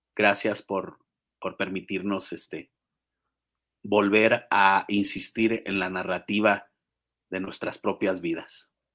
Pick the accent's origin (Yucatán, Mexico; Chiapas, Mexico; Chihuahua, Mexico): Chihuahua, Mexico; now in Mexico City, Mexico; soy de Chihuahua